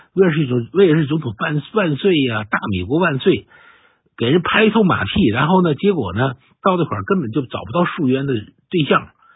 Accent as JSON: {"language": "Chinese", "country": "China", "said": "我们中国人找内奸是一个，是一个，是一个惯习"}